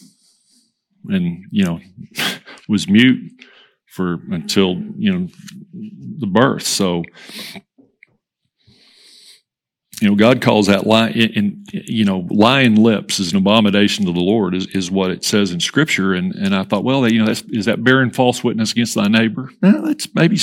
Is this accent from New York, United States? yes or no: no; Hereford, Texas, United States; growing up in Hereford, the little Westway Community Church